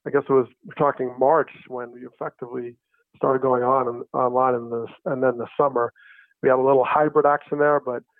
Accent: New Jersey, United States; I grew up in New Jersey

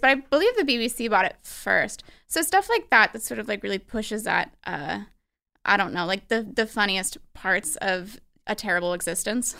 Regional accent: Albany, New York, United States; I'm from Albany, New York

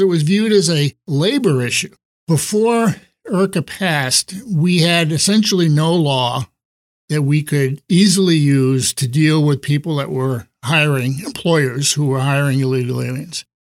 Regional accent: East Coast, United States; moved away as an adult; now in San Diego, United States; I grew up on the East Coast and moved to San Diego in nineteen sixty-four

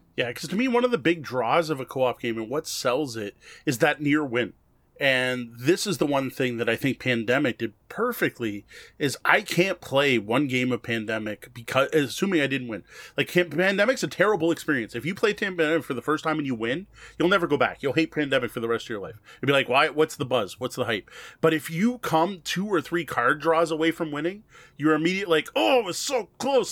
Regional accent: Canada; I'm Canadian

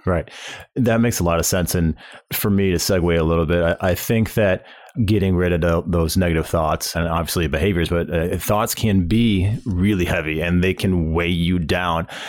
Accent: St. Louis, Missouri, United States; when I was a kid, uh, growing up in the Saint Louis area

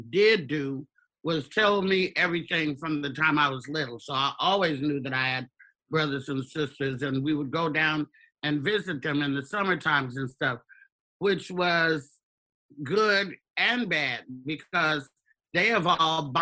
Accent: Tollette, Arkansas, United States; born there; Let me just backtrack and say I was born in Tollette, Arkansas. I have seven brothers and sisters.

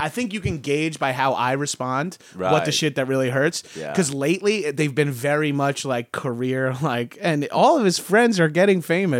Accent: Long Island, New York, United States; this might be the first time I've talked about being from Long Island.

